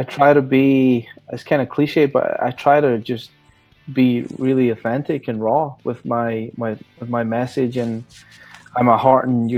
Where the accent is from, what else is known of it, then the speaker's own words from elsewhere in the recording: Scotland, United Kingdom; now in California, United States; I'm a Scotsman.